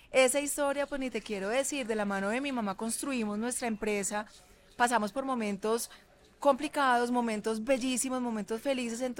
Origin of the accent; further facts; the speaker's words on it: Medellín, Antioquia, Colombia; now in Cali, Colombia; nosotros nos, nos fuimos a vivir de Medellín a Cali.